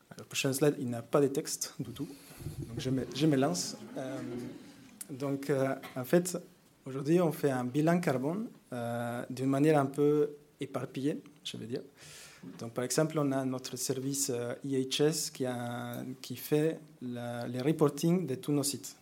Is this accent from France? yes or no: no; Mexico; French is a second language; moved away; moi je viens du Mexique. Donc vous m'excusez avec l'accent